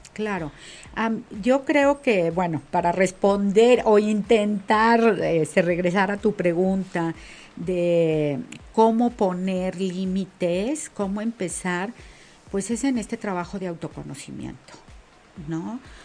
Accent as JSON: {"language": "Spanish", "country": "Mexico", "said": "como mujer mexicana"}